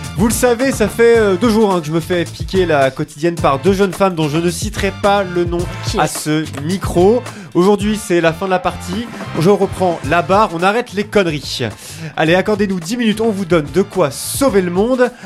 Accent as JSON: {"language": "French", "country": "France", "said": "chez nous en France"}